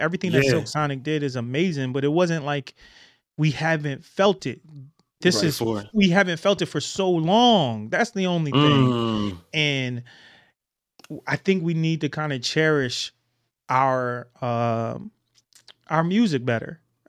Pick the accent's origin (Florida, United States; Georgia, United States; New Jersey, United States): New Jersey, United States; I grew up in Jersey and saw the Neo Soul vibe, just being from Jersey, watching everything happening in Philly with, you know, music and ….